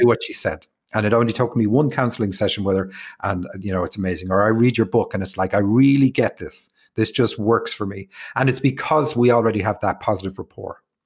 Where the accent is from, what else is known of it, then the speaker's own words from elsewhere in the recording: Ireland; also born or lived in Rathfarnham, Ireland / Cork, Ireland / Seattle, United States; me being Irish